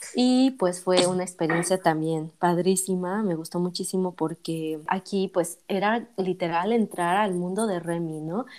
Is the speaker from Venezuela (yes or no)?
no; Mexico; moved away as an adult; also born or lived in Paris, France; yo soy mexicana